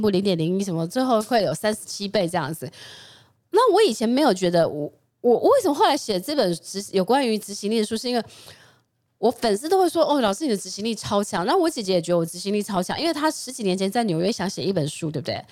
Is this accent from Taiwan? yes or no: yes; Jiufen, New Taipei, Taiwan; 我小时候是在九份，就在九份